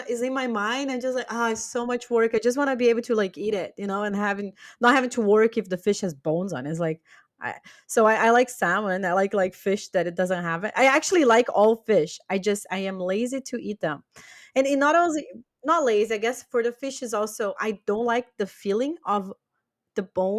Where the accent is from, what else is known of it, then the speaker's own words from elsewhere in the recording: Brazil; English is a second language; I can't eat Brazilian nuts. And it's funny because I'm from Brazil.